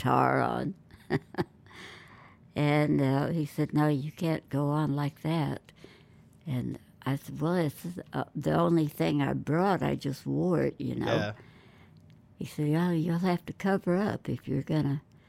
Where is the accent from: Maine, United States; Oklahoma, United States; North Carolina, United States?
Oklahoma, United States; also born or lived in California; And here I am from Oklahoma and work in California.